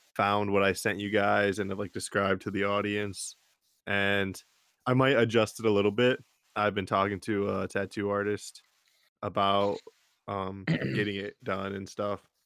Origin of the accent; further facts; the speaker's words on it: Jackson, Michigan, United States; Jackson, probably where my hometown is